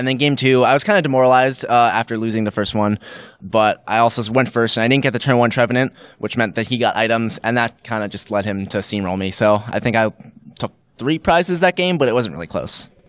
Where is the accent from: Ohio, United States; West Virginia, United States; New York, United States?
New York, United States; New York City; moved away as an adult; now in Bloomington, United States; I'm from New York City, but I go to school at Indiana University in Bloomington